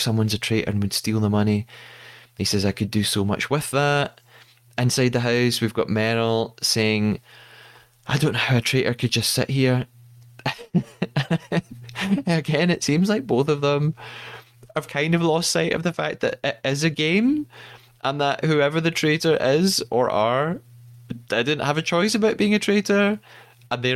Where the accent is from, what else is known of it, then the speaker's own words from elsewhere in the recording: Scotland, United Kingdom; As a Scottish person